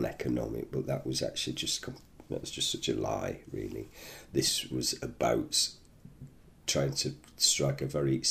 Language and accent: English; the north of England, United Kingdom; accent: northern; now in London, United Kingdom; You can gather from my accent, I'm a northerner originally